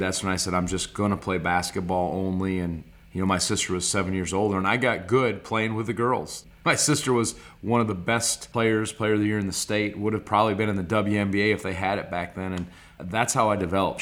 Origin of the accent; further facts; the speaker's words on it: Stevens Point, Wisconsin, United States; also born or lived in Clintonville, Wisconsin / Green Bay, Wisconsin; the majority of my life was in Stevens Point, Wisconsin from first to ninth grade, and then we moved to Green Bay, Wisconsin, and then I was a high school and college player there